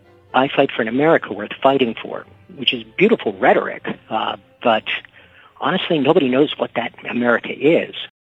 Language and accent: English; Virginia, United States; also born or lived in Pennsylvania; I was born up in Pennsylvania, but I've spent the vast majority of my life living here in Virginia.